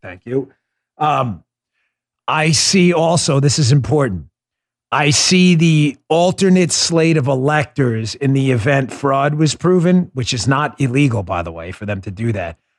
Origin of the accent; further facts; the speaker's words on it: New York, United States; I grew up in New York